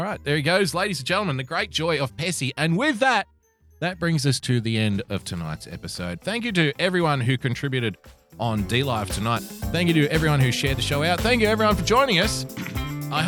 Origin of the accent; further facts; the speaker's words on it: Australia; I love being an Australian